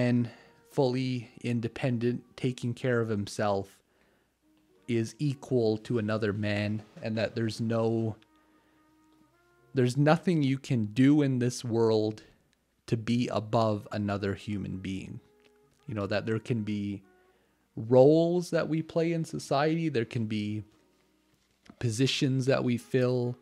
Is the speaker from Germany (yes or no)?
no; Canada; even though I'm not American, I'm Canadian